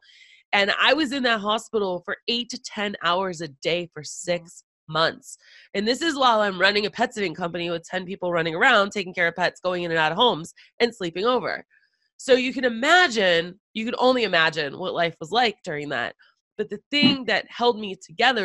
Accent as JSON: {"language": "English", "town": "Boston", "region": "Massachusetts", "country": "United States", "moved": "yes", "said": "I'm originally from Boston. So going back to the homeland in a way"}